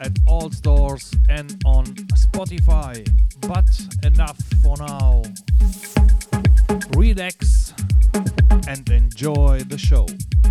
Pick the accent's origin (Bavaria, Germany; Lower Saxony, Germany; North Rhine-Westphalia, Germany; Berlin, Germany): North Rhine-Westphalia, Germany; Cologne; From my hometown, Cologne